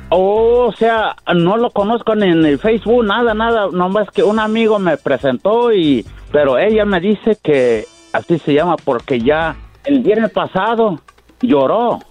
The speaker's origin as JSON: {"language": "Spanish", "region": "Tabasco", "country": "Mexico", "said": "yo soy de Tabasco"}